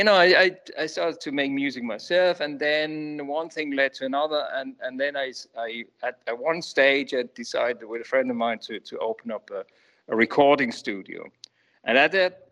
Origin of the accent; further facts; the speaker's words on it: Switzerland; I grew up in Switzerland